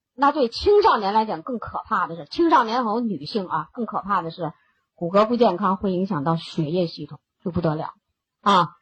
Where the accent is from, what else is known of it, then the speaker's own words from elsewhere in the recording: China; 我们中国人的饮食习惯，我们是不缺磷的